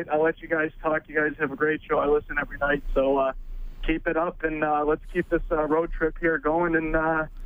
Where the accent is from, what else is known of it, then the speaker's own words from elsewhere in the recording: Chicago, Illinois, United States; I'm from Chicago.